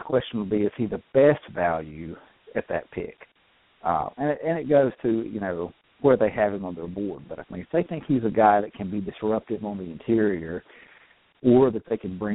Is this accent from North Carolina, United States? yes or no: yes; North Carolina, United States; I'm from around that area